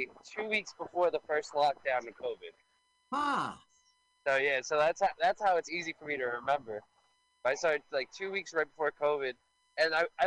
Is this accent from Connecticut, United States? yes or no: no; New York City, New York, United States; Yeah, so actually, I grew up in Staten Island